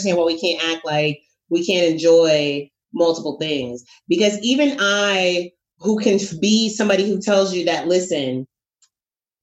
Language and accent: English; New York, United States; I am a New Yorker